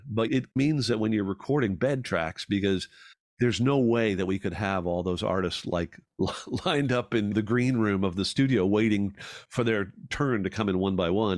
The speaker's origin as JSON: {"language": "English", "country": "Ireland", "tie": "born or raised there", "moved": "yes", "lives_now": "Canada", "said": "Growing up in Ireland"}